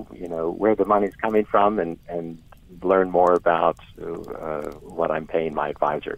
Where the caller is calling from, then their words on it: Eastern Shore of Maryland, United States; I'm calling from the Eastern Shore of Maryland.